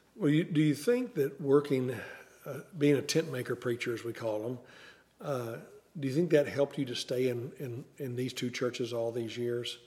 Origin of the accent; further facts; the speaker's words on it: the Ozarks, United States; moved away; I was raised in the Ozarks